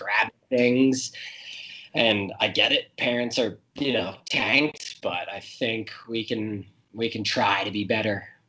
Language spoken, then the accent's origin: English; United States; I'm an American